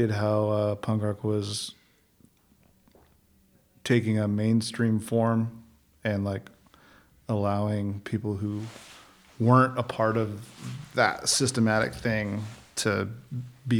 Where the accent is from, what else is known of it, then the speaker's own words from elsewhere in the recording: Riverside County, near Los Angeles, California, United States; I grew up in kind of near Los Angeles area